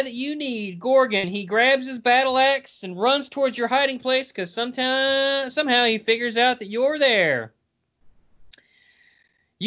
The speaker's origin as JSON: {"language": "English", "region": "West Virginia", "country": "United States", "said": "I'm Mount Man from West Virginia"}